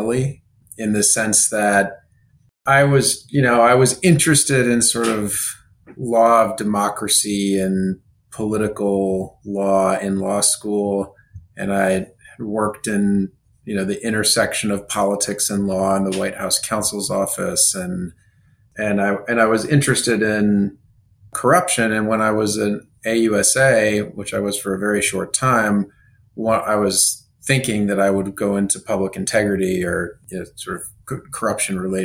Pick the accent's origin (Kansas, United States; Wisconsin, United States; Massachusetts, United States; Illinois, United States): Kansas, United States; I'm from Kansas